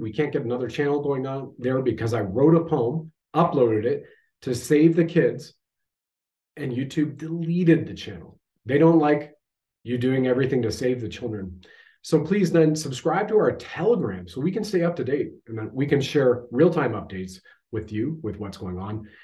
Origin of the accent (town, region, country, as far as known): Canada